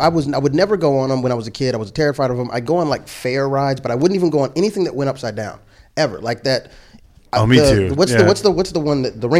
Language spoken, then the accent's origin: English; California, United States; born there; My first amusement park memory, because I was born in California